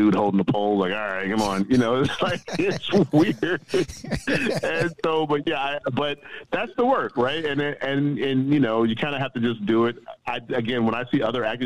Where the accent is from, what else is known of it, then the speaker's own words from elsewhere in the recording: Chicago, Illinois, United States; moved away as an adult; also born or lived in Boston; I'm from the South Side of Chicago